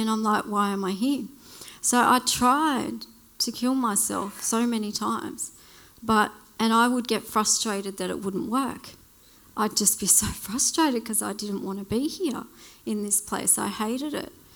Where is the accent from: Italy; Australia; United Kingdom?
Australia; Blue Mountains, New South Wales; also born or lived in Western Australia; I grew up in the Blue Mountains